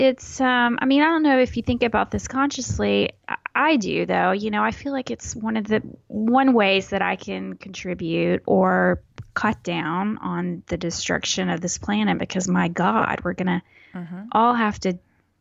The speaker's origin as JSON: {"language": "English", "region": "Texas", "country": "United States", "said": "I'm very Texan, and I drive a big ass car."}